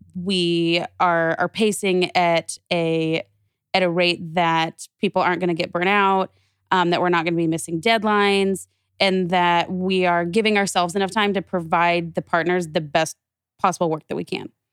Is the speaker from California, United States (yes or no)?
no; Wichita, Kansas, United States; moved away as an adult; also born or lived in Nebraska; now in Phoenix, United States; growing up in, in Wichita, and I stayed in Wichita for college, and I was there until I came out here to Phoenix